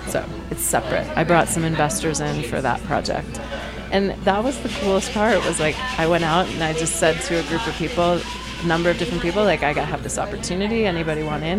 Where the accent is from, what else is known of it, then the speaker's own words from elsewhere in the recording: Maine, United States; also born or lived in Massachusetts; I'm from Maine